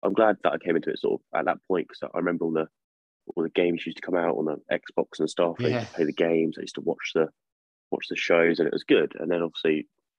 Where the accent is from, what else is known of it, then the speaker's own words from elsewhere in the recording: Worthing, South East England, United Kingdom; In my area, in my hometown, in Worthing.